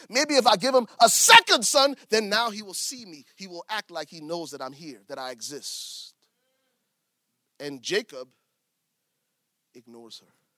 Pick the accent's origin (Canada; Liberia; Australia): Liberia; I'm from Liberia